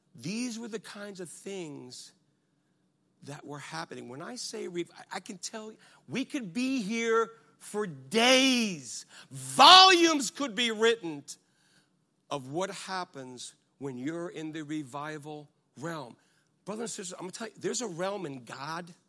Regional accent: United States; I'm from America

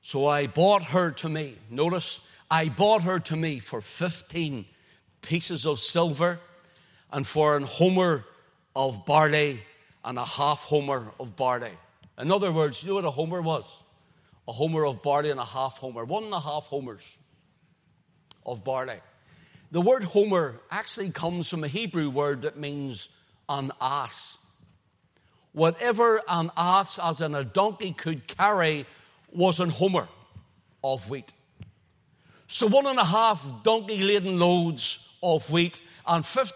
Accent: Northern Ireland, United Kingdom; I said, Northern Ireland.

